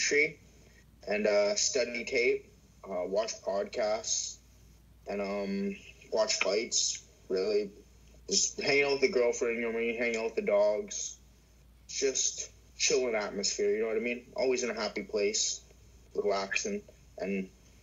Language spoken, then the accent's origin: English; Welland, Ontario, Canada; also born or lived in St. Catharines; grew up in Welland, and I was born in St. Catharines